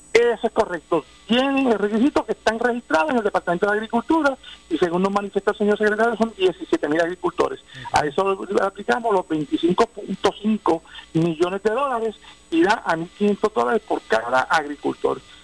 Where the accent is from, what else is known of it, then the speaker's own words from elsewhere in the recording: Puerto Rico; cada uno de nosotros como buenos puertorriqueños